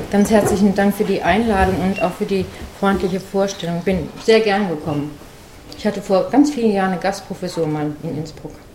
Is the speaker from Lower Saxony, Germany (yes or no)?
no; Frankfurt am Main, Hesse, Germany; in meiner Heimatstadt Frankfurt am Main